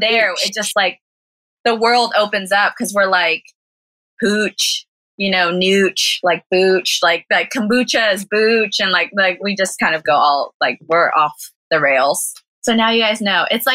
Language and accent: English; Southern California, United States; moved away as an adult; now in Taiwan; I was born and raised in Southern California